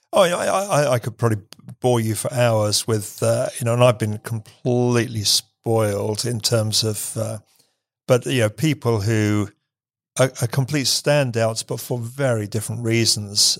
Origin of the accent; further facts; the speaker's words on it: England, United Kingdom; I'm English